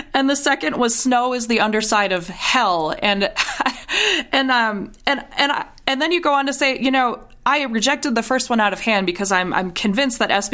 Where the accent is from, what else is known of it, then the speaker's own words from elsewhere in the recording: Minnesota, United States; I grew up in Minnesota